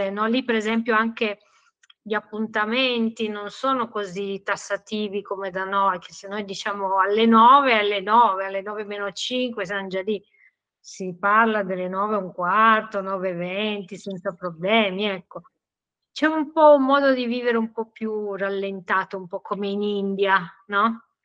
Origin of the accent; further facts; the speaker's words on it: Turin, Piedmont, Italy; born there; per me che sono nata a Torino, eh, diciamo mio padre era viennese, quindi abbiamo una provenienza molto nordica